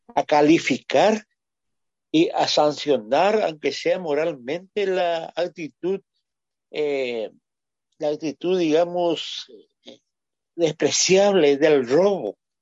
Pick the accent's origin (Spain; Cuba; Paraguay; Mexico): Paraguay; somos nomás luego un pueblo bastante sui generis